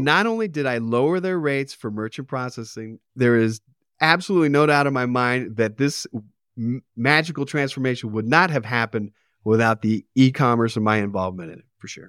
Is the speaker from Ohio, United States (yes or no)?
no; Arcadia, California, United States; I grew up in Arcadia.